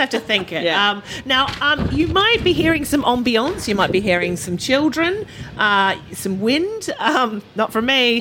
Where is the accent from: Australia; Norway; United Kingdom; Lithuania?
Australia; moved away; grew up in Australia, so we were basically outdoors ninety eight percent of the time